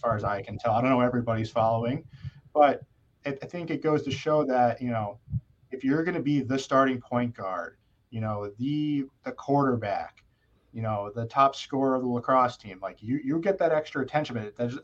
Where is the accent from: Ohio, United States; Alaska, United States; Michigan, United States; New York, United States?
New York, United States; Yorktown; I'm from Yorktown, New York